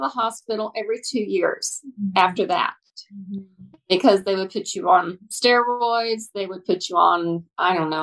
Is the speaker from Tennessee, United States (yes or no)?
no; Dallas, Texas, United States; I am a Native American or Native Texan. I was born in Dallas here